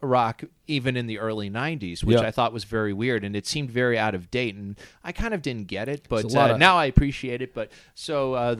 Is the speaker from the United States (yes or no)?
yes; Westford, Massachusetts, United States; we didn't have toothpick growing up in Westford, Massachusetts.